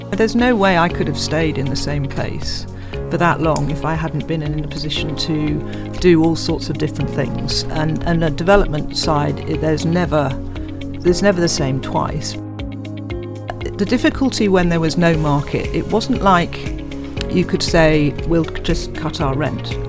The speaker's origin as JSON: {"language": "English", "town": "Reading", "region": "South East England", "country": "United Kingdom", "said": "I come from Reading"}